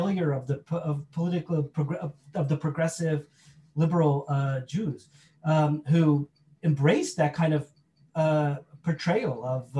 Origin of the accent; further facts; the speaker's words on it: United States; my life as an American Jew.